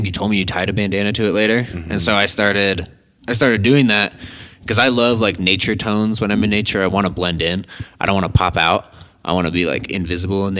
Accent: Colorado, United States; I grew up in Colorado

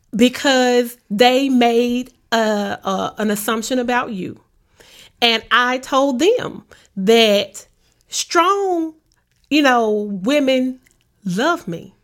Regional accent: Memphis, Tennessee, United States; I grew up in Orange Mound

